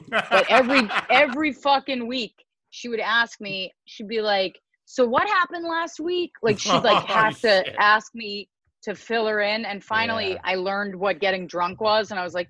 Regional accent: Alexandria, Virginia, United States; moved away; I grew up outside of D.C. in Alexandria, right. Virginia.

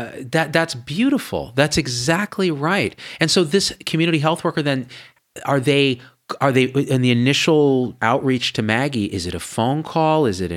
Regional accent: India; And only partly because we're Indian only, okay?

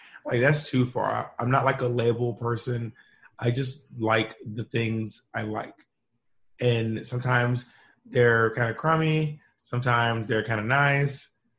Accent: the South, United States; my experiences growing up in the South with a Black Southern mom, and growing up queer.

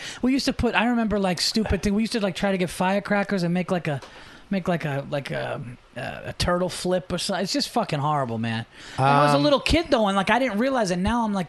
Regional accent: Yonkers, New York, United States; born in Yonkers.

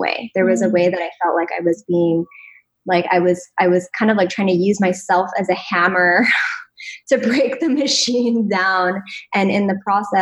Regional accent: Connecticut, United States; moved away; I actually grew up on the East Coast. I grew up in Connecticut

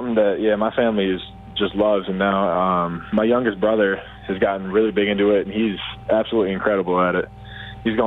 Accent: Minnesota, United States; moved away as an adult; also born or lived in Fargo, North Dakota; now in Edmonton, Canada; I grew up in Minnesota, you know, land of 10,000 lakes

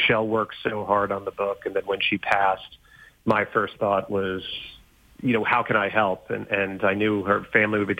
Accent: Long Island, New York, United States; growing up on Long Island, New York

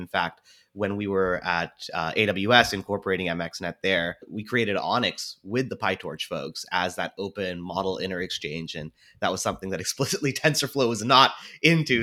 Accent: Seattle, Washington, United States; I was born and raised here in Seattle

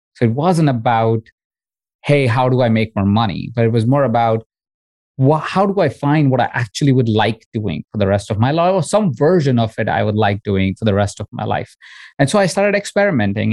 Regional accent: India; moved away; I grew up in India in a household of 23 other people

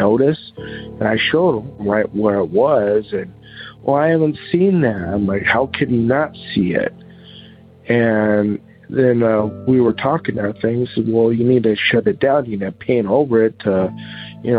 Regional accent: Seligman, Arizona, United States; moved away; also born or lived in Holbrook, Arizona; my hometown of Seligman, Arizona, and of Holbrook, Arizona, where I also lived

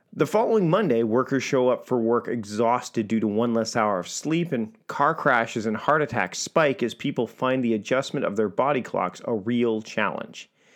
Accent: Victoria, British Columbia, Canada; my hometown of Victoria, B C, Canada

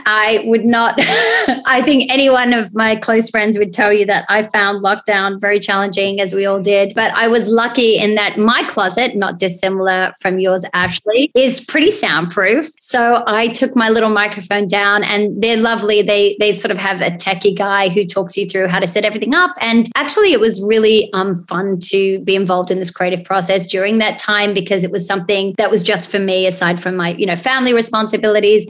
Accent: Australia; as an Aussie

